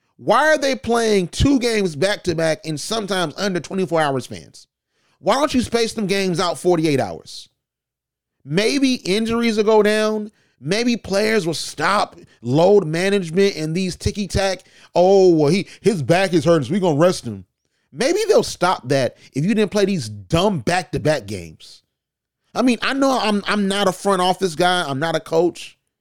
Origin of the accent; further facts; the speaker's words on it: Georgia, United States; I'm from Georgia